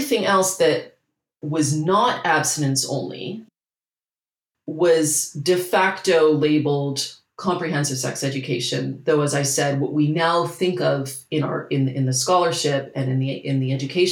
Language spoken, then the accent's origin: English; Canada; I'm Canadian